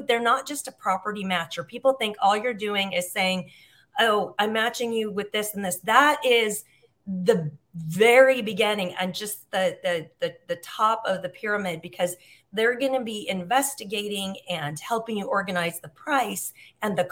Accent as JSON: {"language": "English", "town": "Huntington Beach", "region": "California", "country": "United States", "tie": "born or raised there", "moved": "as an adult", "lives_now": "Algarve, Portugal", "said": "I grew up in Southern California. We lived in Huntington Beach"}